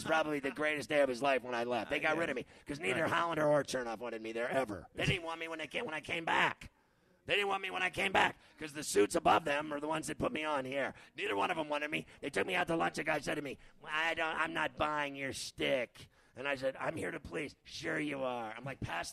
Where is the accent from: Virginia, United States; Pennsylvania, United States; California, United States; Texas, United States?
Pennsylvania, United States; Pittsburgh; moved away; I'm from Pittsburgh.